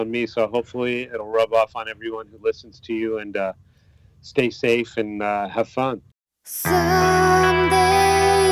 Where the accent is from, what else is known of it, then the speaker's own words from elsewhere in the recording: United States; moved away as an adult; now in Japan; growing up in America